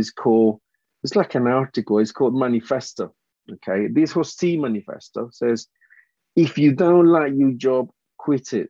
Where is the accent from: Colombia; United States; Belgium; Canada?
Colombia; English is a second language; moved away as an adult; now in United Kingdom; I graduated from university back in Colombia.